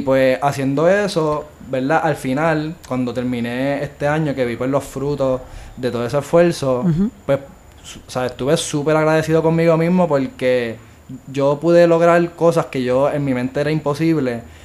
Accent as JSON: {"language": "Spanish", "town": "Bayamón", "country": "Puerto Rico", "tie": "born or raised there", "also_born_or_lived": "Mayagüez", "said": "yo nací y pues me crié toda mi vida en Bayamón"}